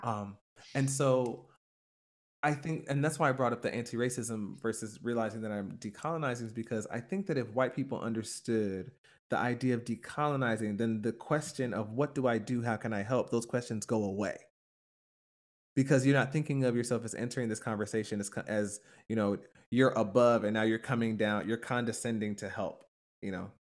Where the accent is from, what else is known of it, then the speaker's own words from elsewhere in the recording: Stone Mountain, Georgia, United States; my church growing up in Stone Mountain, Georgia